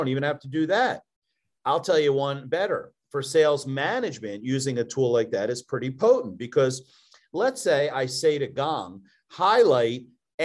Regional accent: Philadelphia, Pennsylvania, United States; accent: Philly; now in Louisville, United States; My Philly accent can't be transcribed. It's too aggressive

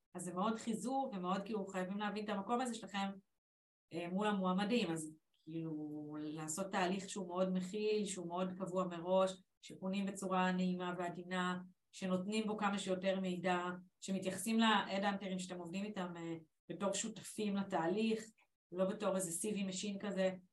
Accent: Israel; also born or lived in England; אנחנו בישראל

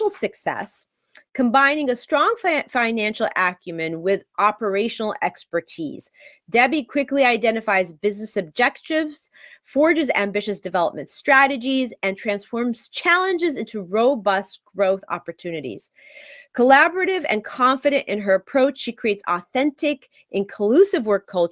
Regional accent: West Coast, United States; I'm from the West Coast

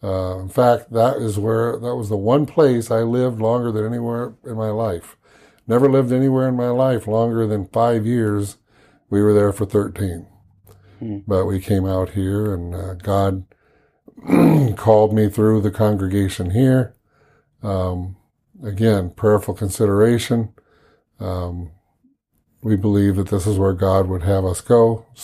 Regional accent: Midwest, United States; now in Norfolk, United States; Spent most of my life in the Midwest growing up, but I've lived all over the country.

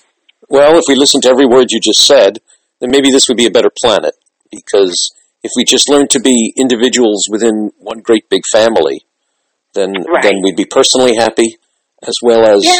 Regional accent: New York City, New York, United States; moved away; also born or lived in Brooklyn; I'm a Bronx boy, but we moved to Brooklyn, and I'm changing my citizenship to being a Brooklyn citizen.

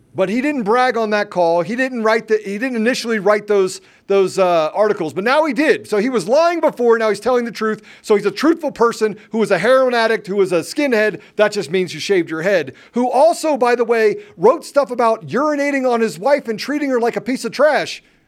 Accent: United States; I'm an American

